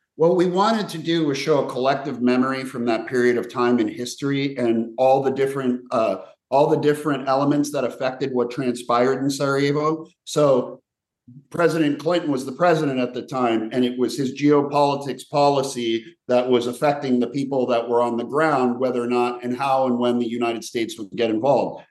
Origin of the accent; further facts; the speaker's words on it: Slovenia; moved away; also born or lived in Yugoslavia; I was born in what was once Yugoslavia, so I'm from the region, and I have a Croatian father and a Serbian mother, and I was born in Slovenia